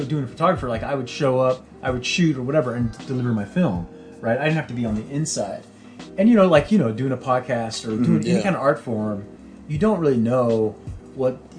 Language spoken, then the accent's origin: English; San Jose, California, United States; this is my hometown. This is where I'm at. This is my family